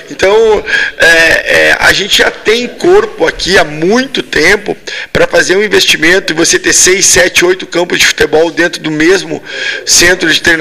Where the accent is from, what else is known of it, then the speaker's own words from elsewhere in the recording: Rio Grande do Sul, Brazil; Sou gaúcho.